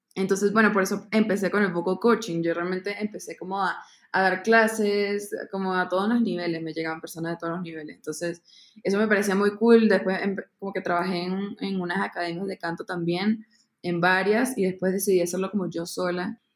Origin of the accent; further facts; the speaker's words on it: Caracas, Capital District, Venezuela; moved away as an adult; now in Bogotá, Colombia; nací en Venezuela, en Caracas y yo me mudé acá a Bogotá hace cuatro años a estudiar música contemporánea